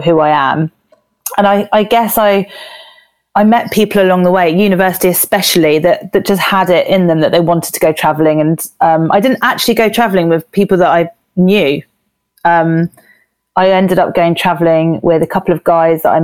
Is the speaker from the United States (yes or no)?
no; Jersey; moved away as an adult; now in London, United Kingdom; I was born in Jersey, which is a small island in the Channel Islands, just by France.